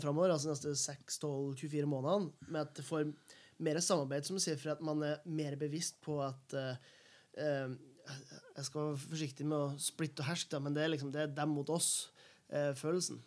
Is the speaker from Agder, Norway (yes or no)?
no; Helgeland, Nordland, Norway; now in Oslo, Norway; hjemme på Helgeland.